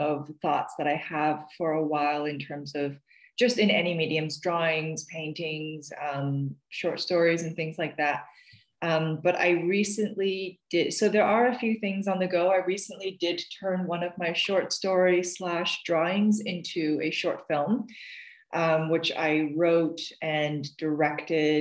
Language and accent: English; China; now in Canada; I'm currently living in Canada, and I was born and raised in China